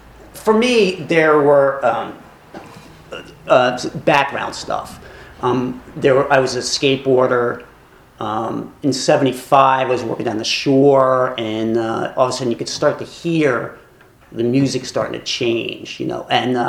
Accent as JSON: {"language": "English", "town": "Philadelphia", "region": "Pennsylvania", "country": "United States", "tie": "born or raised there", "said": "growing up in West Philly was, there was a lot of influences. It's still an incredible place to grow up."}